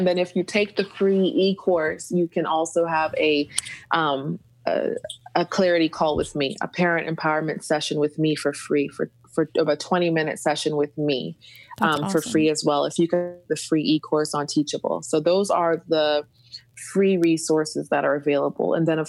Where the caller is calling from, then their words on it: Montenegro; I'm calling in from Montenegro. Yes, we are in the country, beautiful, beautiful country of Montenegro right now in Eastern Europe for the moment.